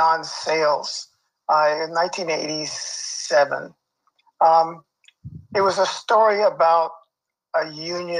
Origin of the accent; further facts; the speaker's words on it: Los Angeles, California, United States; moved away as an adult; also born or lived in Pasadena, California / Toronto, Canada; now in Canada; I grew up around Pico and Crenshaw in Los Angeles